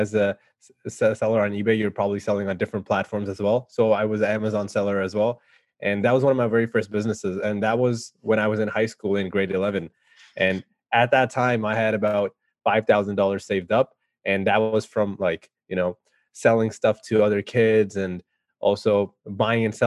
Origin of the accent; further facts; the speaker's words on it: Canada; I'm from Canada